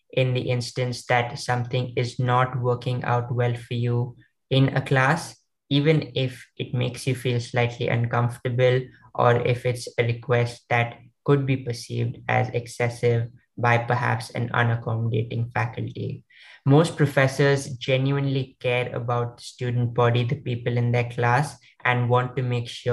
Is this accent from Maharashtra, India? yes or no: yes; Maharashtra, India; my state, I come from India, Maharashtra